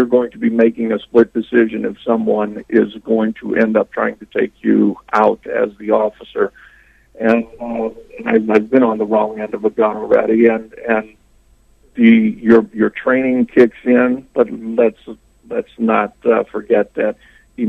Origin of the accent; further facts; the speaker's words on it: St. Louis, Missouri, United States; moved away; I come from the St. Louis area, so I was very familiar with Ferguson